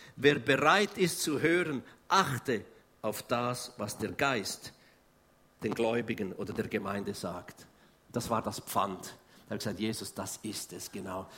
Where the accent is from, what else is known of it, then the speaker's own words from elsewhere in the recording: Switzerland; Wir sind echte Schweizer